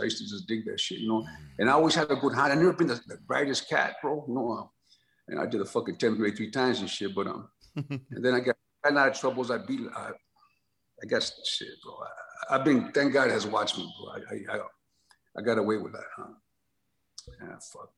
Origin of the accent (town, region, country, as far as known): Los Angeles, California, United States; born or raised there; also born or lived in San Antonio, Texas